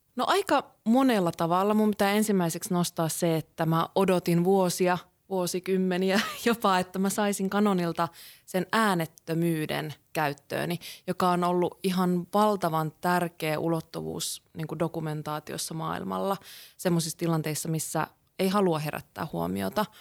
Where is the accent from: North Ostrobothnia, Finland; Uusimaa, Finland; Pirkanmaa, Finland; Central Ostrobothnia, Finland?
North Ostrobothnia, Finland; Kuusamo; mä oon Kuusamosta kotosi oleva valokuvaaja